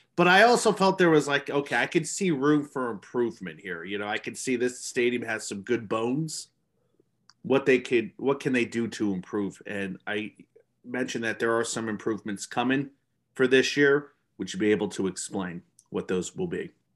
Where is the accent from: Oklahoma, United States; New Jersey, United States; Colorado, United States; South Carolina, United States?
New Jersey, United States; I'm from New Jersey